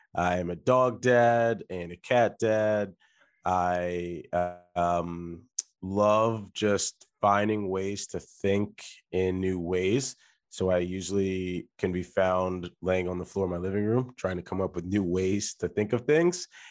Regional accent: Delaware, United States; I am from Delaware, which is a state that many people don't talk about

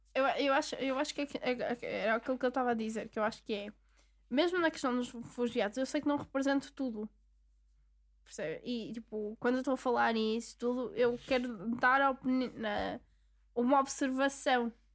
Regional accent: Portugal; De, de onde é que eu sou? Sou de Portugal

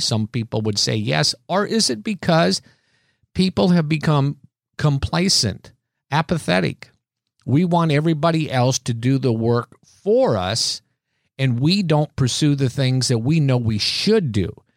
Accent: Iowa, United States; growing up in Iowa that it seemed to be Easter and Christmas that our family always went to church

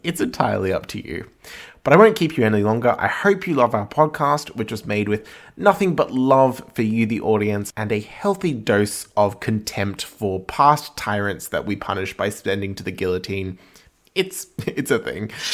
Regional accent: Australia; also born or lived in Edinburgh; we're both Australian

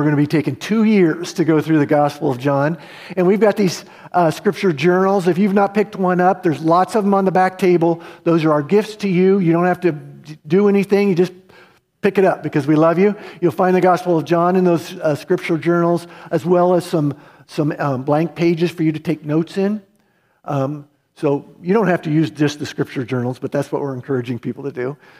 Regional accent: United States; I was American, I was Christian.

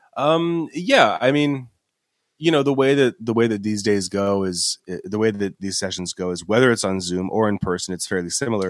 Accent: Los Angeles, California, United States; also born or lived in Boston; I'm from Los Angeles area in the first place. That's where I was born

